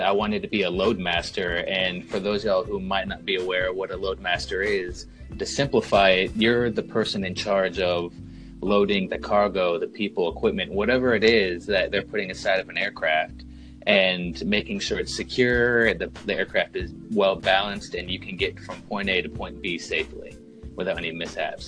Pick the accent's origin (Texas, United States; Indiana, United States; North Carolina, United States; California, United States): North Carolina, United States; born or raised there; moved away as an adult